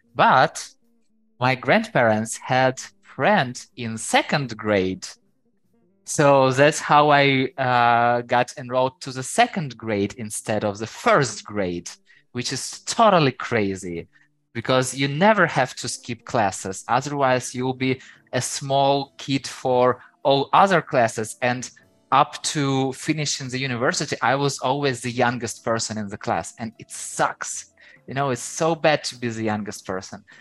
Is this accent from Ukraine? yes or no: yes; Ukraine; first language Ukrainian; English is a second language; I know Ukrainian, so it's my native language.